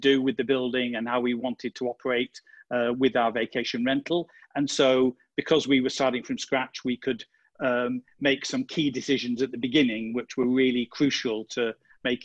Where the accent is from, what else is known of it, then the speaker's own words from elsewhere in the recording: United Kingdom; moved away as an adult; also born or lived in London, United Kingdom; now in Marche, Italy; I'm British. We used to live in the UK, in London.